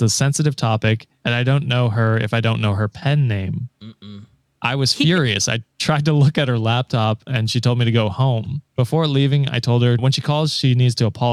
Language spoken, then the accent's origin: English; Canada